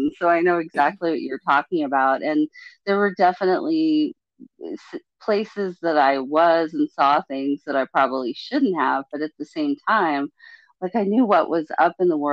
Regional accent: Palo Alto, California, United States; I grew up in Palo Alto. I grew up in Northern California

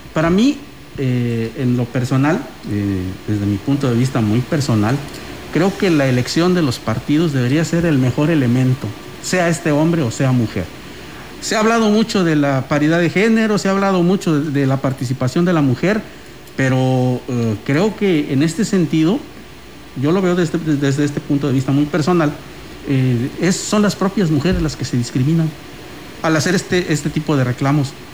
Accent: Mexico; somos los mexicanos

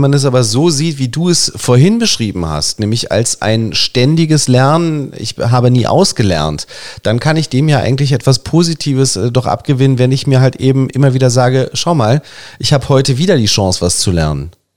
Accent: Germany; also born or lived in Berlin; uns Deutschen

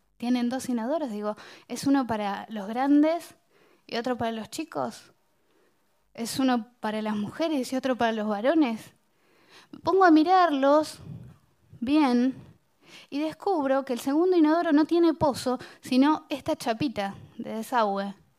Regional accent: Bahía Blanca, Buenos Aires Province, Argentina; soy de Villa Caracol, una de las villas más pobres de Bahía Blanca, donde yo crecí no había baño

